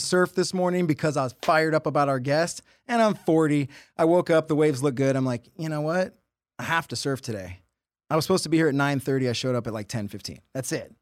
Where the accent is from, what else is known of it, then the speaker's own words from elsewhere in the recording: Huntington Beach, California, United States; I grew up in Huntington Beach